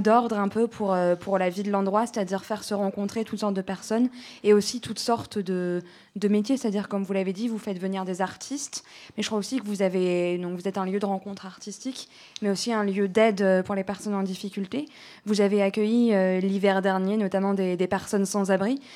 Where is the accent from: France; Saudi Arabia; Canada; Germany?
France; Paris, Île-de-France; je suis une Parisienne